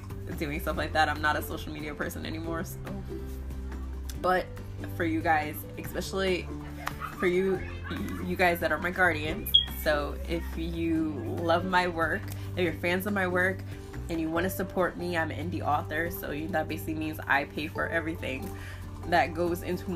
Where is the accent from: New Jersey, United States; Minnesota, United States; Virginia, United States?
New Jersey, United States; I'm from Jersey